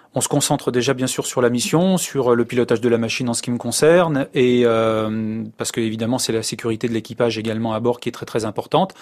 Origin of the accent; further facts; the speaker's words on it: France; Si je suis né en France